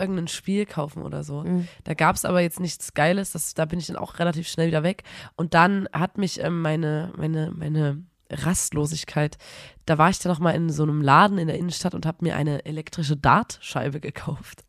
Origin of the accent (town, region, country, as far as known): Erzgebirge, Saxony, Germany